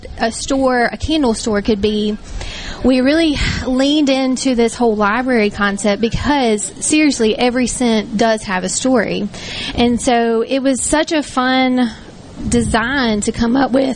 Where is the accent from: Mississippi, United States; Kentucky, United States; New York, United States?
Mississippi, United States; Tylertown; now in Laurel, United States; I grew up in Tylertown